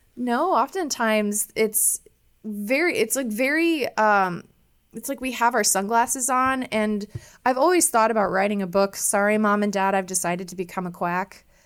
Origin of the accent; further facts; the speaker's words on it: Iowa, United States; moved away as an adult; also born or lived in Chicago, Illinois; growing up in Iowa